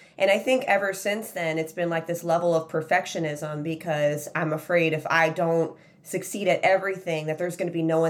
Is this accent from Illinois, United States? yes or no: yes; Chicago, Illinois, United States; When I grew up, I grew up in Chicago